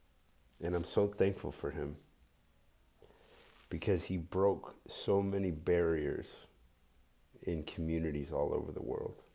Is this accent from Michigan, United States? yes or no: yes; Detroit, Michigan, United States; I'm from Detroit.